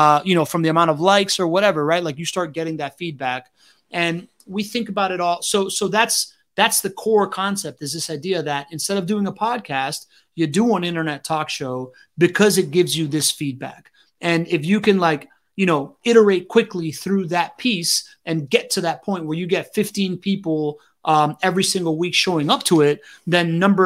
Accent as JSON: {"language": "English", "town": "Miami", "region": "Florida", "country": "United States", "tie": "born or raised there", "said": "growing up in Miami in the 90s, man, like I grew up around nightclub culture"}